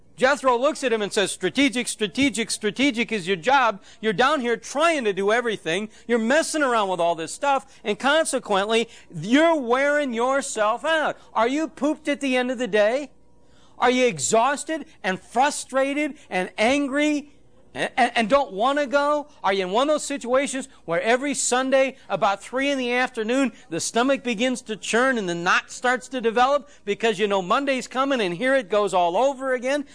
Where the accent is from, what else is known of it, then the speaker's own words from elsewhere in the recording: Phoenix, Arizona, United States; I'm from Phoenix